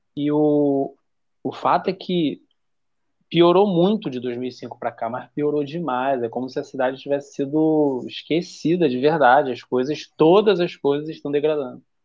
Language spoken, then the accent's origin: Portuguese; Rio de Janeiro, Brazil; Eu sou do Rio de Janeiro